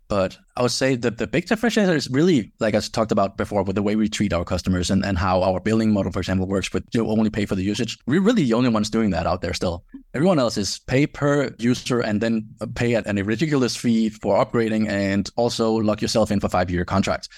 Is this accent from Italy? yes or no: no; Denmark; moved away as an adult; I grew up in Denmark